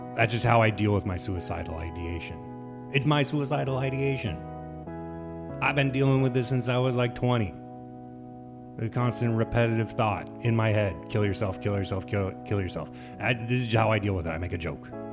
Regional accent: Lincoln, Nebraska, United States; moved away; my hometown, Lincoln, Nebraska

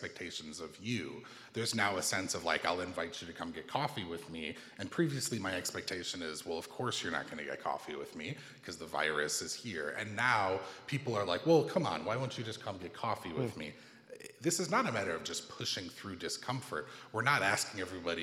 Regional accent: United States; growing up in America

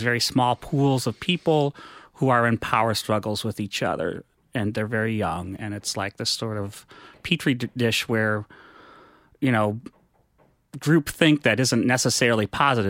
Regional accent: Menominee, Wisconsin, United States; moved away as an adult; also born or lived in New York; I'm from Menominee, Wisconsin.

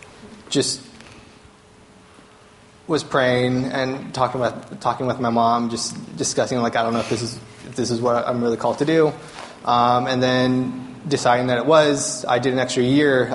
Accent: California, United States; moved away as an adult; also born or lived in Boston; I grew up here in California.

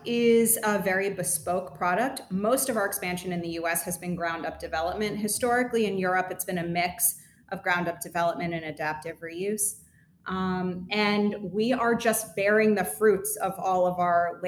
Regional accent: Tenafly, New Jersey, United States; now in New York, United States; I grew up in Bergen County in Tenafly.

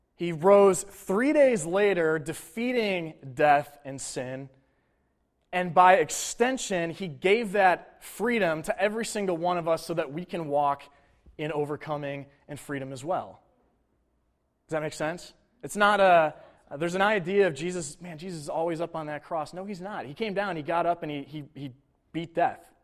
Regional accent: Buffalo, New York, United States; Bills are my hometown team

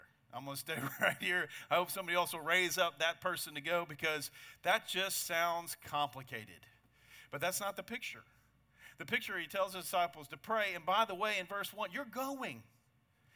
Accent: United States; I'm an American

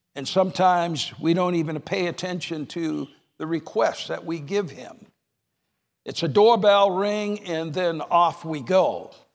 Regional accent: New Hampshire, United States; moved away; I was raised in New Hampshire

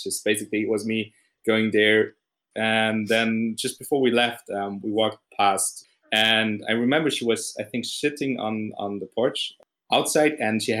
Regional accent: Erlangen, Bavaria, Germany; born or raised there

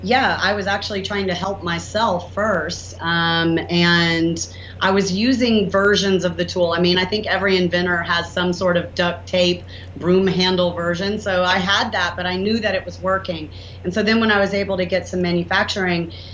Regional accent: the South, United States; accent: southern; my southern accent

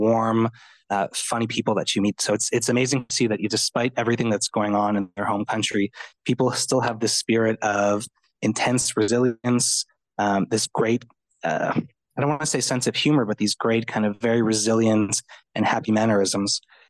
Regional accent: Montreal, Quebec, Canada; I'm Italian and I'm from Montreal.

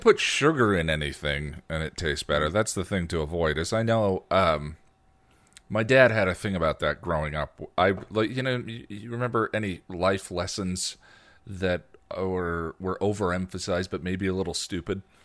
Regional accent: United States; I'm an American

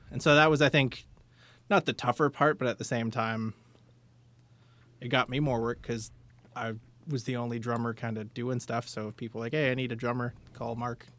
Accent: London, Ontario, Canada; I'm a North End guy

